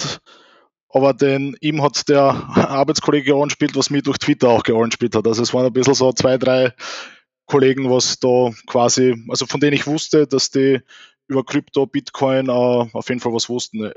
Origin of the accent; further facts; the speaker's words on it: Austria; bei uns in Österreich